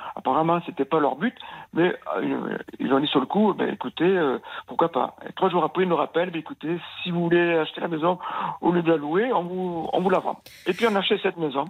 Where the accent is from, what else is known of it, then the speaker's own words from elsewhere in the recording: Nouvelle-Aquitaine, France; Je suis de l'Aquitaine.